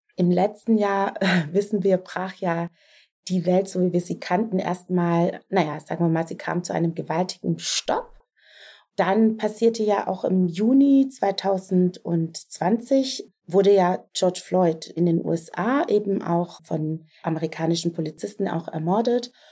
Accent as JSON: {"language": "German", "region": "Southern Germany", "country": "Germany", "said": "ich komme aus Süddeutschland"}